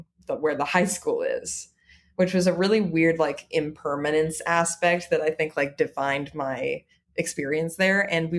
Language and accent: English; Los Angeles, California, United States; moved away as an adult; now in New York, United States; Yeah, I'm born and raised in Los Angeles.